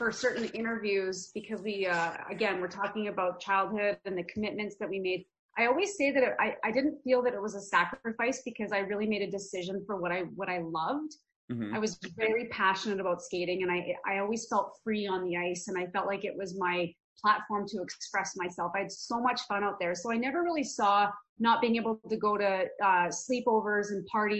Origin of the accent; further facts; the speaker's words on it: Red Deer, Alberta, Canada; also born or lived in Calgary, Alberta; I was actually born in Calgary, Alberta, and my parents moved to Red Deer, which is central Alberta, when I was about 1 year old